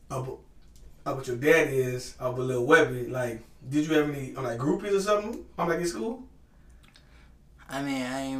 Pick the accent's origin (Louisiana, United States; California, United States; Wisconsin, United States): Louisiana, United States; Baton Rouge; I'm from Baton Rouge, Louisiana, East Baton Rouge, Louisiana.